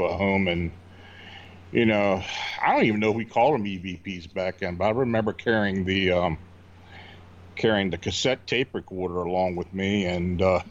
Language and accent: English; Hanover, Pennsylvania, United States; moved away as an adult; also born or lived in near Baltimore; I was born and raised in Hanover, Pennsylvania